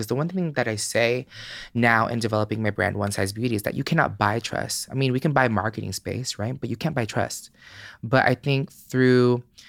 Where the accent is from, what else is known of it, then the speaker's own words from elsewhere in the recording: Philippines; Hell no. I'm Filipino. Like I had to do the shit behind their back.